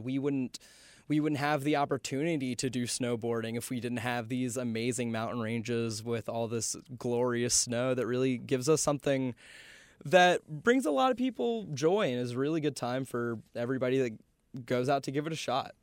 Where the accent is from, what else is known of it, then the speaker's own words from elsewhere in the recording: Charlotte, North Carolina, United States; moved away as an adult; now in Boone, United States; I grew up in Charlotte for most of my life up until I went off to school